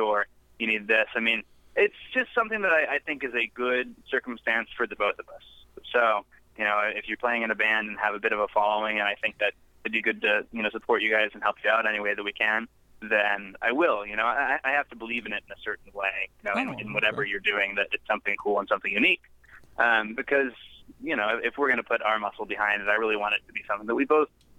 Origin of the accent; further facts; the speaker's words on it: Indianapolis, Indiana, United States; moved away as an adult; now in Nashville, United States; I grew up in Indianapolis, up north